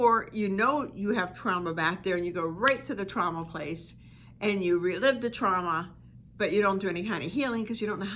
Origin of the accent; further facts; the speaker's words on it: East Coast, United States; I'm from the East Coast, and in the summer we'd have the windows open, and I could hear the choo-choo trains, because I'm from a steel mill type town